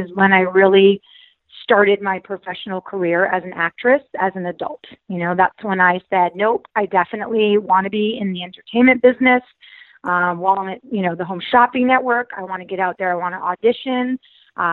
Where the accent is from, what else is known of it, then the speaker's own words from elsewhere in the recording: Connecticut, United States; moved away as an adult; also born or lived in Florida; I grew up in Connecticut